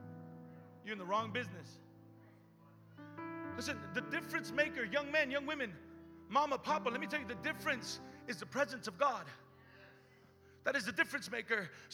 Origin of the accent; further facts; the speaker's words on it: Richmond, United States; Listen, I'm from Richmond.